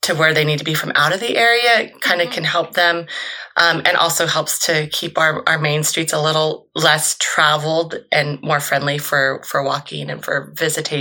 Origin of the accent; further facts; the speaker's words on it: Columbia, California, United States; also born or lived in San Francisco Bay Area; living and growing up in Columbia